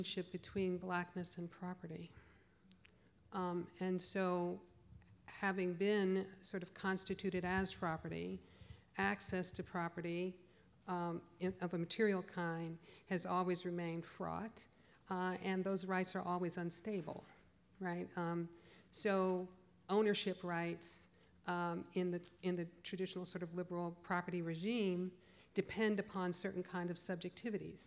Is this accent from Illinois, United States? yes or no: yes; Chicago, Illinois, United States; moved away; I'm from the Midwest originally, I'm from Chicago, so it's right up the road